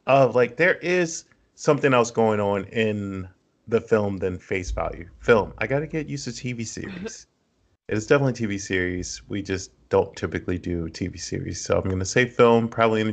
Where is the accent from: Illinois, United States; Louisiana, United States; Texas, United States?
Texas, United States; Austin; moved away; I'm from Austin. I used to live in Austin, and I still try to keep up with the scene there